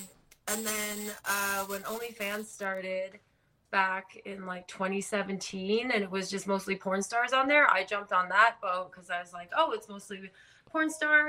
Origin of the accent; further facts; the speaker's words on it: Canada; I'm actually Canadian.